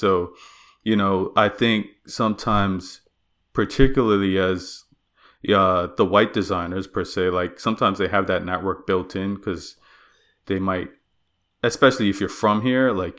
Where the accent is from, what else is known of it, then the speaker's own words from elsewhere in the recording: Bermuda; moved away as an adult; now in Nova Scotia, Canada; So I came to Nova Scotia from Bermuda. I grew up and was raised there.